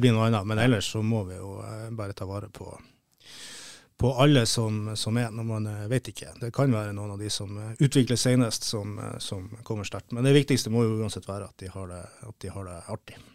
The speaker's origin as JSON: {"language": "Norwegian", "town": "Tromsø", "region": "Troms", "country": "Norway", "moved": "yes", "said": "Jeg kom jo fra, fra Kvaløya, fra Tromsø. Der Kvaløya SK, som var et resultat av ei sammenslåing eh, mellom Kvaløysletta, som var min klubb"}